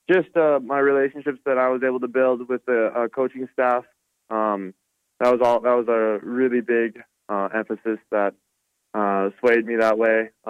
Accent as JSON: {"language": "English", "town": "Butte", "region": "Montana", "country": "United States", "tie": "born or raised there", "said": "it's a good question for kids growing up in Butte"}